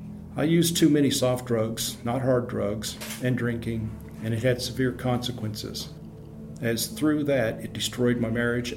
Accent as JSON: {"language": "English", "town": "San Francisco", "region": "California", "country": "United States", "tie": "born or raised there", "said": "I grew up in San Francisco Bay Area during the 1960s and early 1970s when the hippie movement was in full swing."}